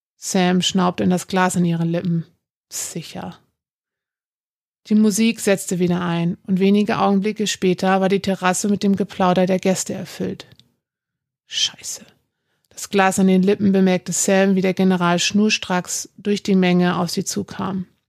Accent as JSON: {"language": "German", "region": "Hamburg", "country": "Germany", "tie": "born or raised there", "said": "Ich bin Nordlicht, gebürtig aus Hamburg"}